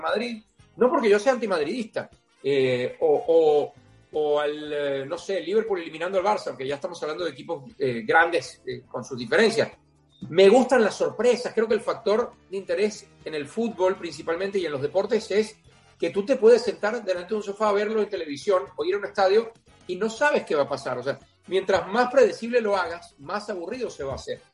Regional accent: Venezuela; cuando yo crecí como, un niño en Venezuela

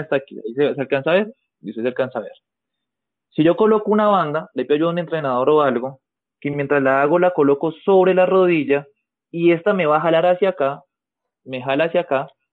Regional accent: Colombia; el indicativo en mi país sería más 57

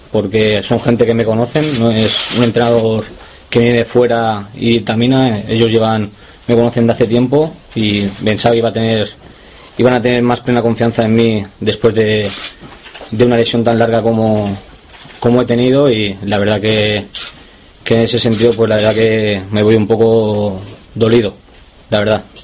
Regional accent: Girona, Catalonia, Spain; born there; also born or lived in Santander; Nací en Gerona

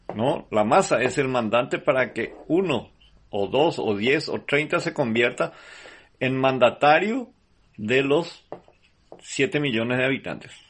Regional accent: Paraguay; nosotros como paraguayos

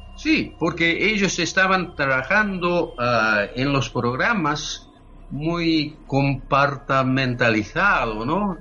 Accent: Yokohama, Kanagawa, Japan; Spanish is a second language; moved away as an adult; now in United States; nací y crecí en Japón, en la ciudad de Yokohama, en Japón

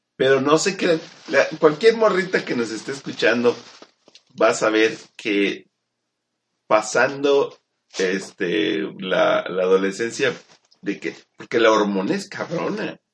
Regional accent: Mexico; yo soy mexicano

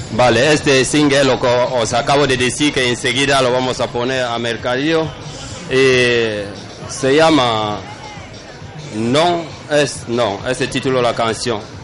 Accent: Cameroon; moved away as an adult; now in Bilbao, Spain; Camerún, soy africano y llevo más de 10 años aquí en Bilbao

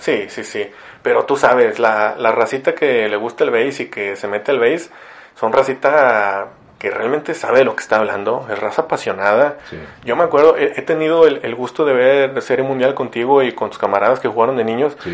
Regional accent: Ciudad Victoria, Tamaulipas, Mexico; now in Monterrey, Mexico; yo no crecí aquí en Monterrey, crecí en Victoria

